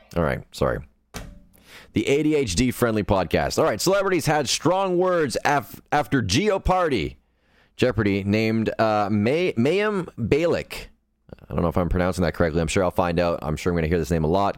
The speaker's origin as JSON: {"language": "English", "town": "Sudbury", "region": "Ontario", "country": "Canada", "said": "I am from Sudbury, Ontario, Canada"}